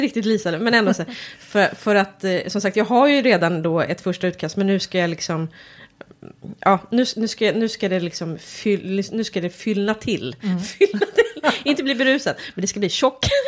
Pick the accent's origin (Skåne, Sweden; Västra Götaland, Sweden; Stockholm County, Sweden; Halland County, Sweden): Stockholm County, Sweden; Järna; jag kommer från Järna